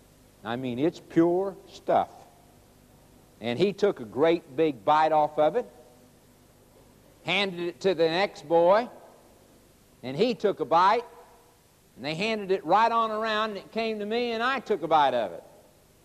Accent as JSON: {"language": "English", "region": "Oklahoma", "country": "United States", "tie": "born or raised there", "also_born_or_lived": "Chicago, Illinois", "said": "When I was 9 years old, we moved from Chicago, Illinois, to Oklahoma."}